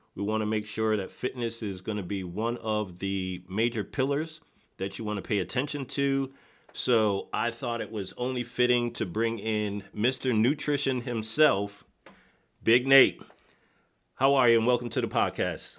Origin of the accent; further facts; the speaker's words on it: Connecticut, United States; moved away; I'm originally from Connecticut